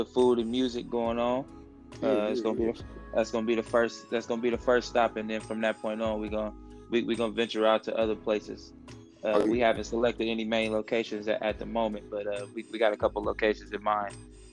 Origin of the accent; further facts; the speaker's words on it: Oakland, California, United States; growing up in Oakland, man, we you learn how to hustle, man, at a young age